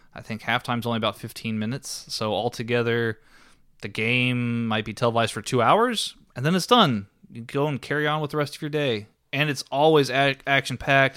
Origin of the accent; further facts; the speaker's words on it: Texas, United States; we're from Texas